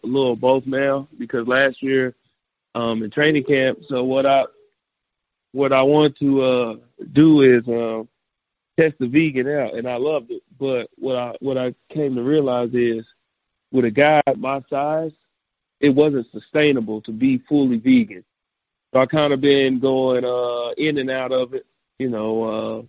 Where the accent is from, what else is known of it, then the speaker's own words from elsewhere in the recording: Oklahoma, United States; I grew up in Oklahoma